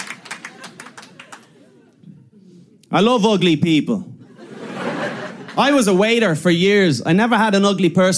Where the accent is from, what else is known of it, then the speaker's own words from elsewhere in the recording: Ireland; I'm from Ireland